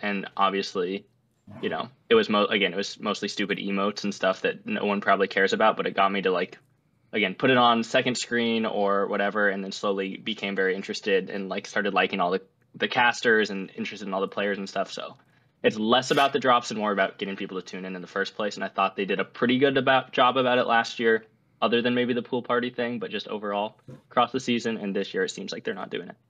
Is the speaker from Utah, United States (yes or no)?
yes; Utah, United States; moved away as an adult; now in Washington, D.C., United States; I did grow up in Utah for the first twenty-two years of my life